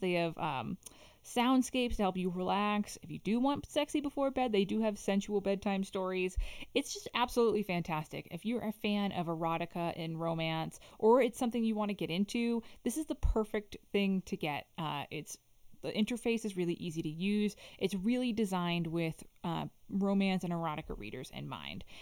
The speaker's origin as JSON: {"language": "English", "town": "Boston", "region": "Massachusetts", "country": "United States", "said": "I'm from Boston"}